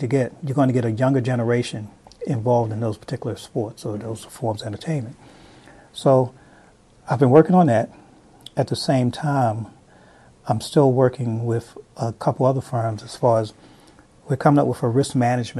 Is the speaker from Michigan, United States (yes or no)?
no; Baltimore, Maryland, United States; I grew up in Baltimore